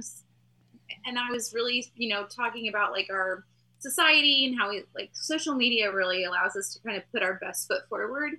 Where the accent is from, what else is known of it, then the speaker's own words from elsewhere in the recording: Texas, United States; we're from Texas